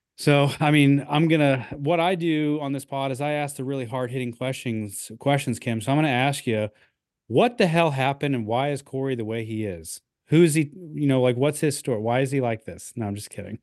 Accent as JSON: {"language": "English", "region": "Midwest", "country": "United States", "tie": "born or raised there", "said": "growing up in the Midwest"}